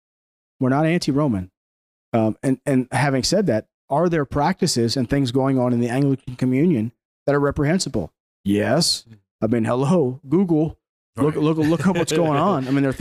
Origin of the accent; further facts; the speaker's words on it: West Virginia, United States; I'm a West Virginian in one United States.